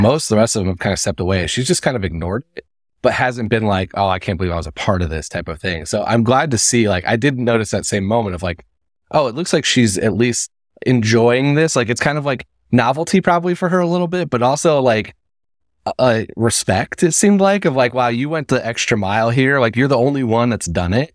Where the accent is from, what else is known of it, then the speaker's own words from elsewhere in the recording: Indiana, United States; now in New York, United States; I'm originally from Indiana. I live in downtown. I live in New York now.